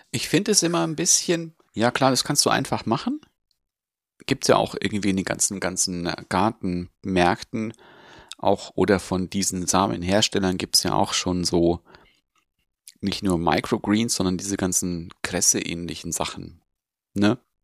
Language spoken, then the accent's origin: German; Augsburg, Bavaria, Germany; Bei uns in Augsburg